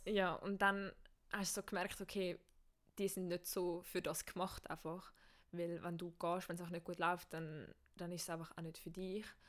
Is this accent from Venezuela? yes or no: no; Switzerland; bei uns in der Schweiz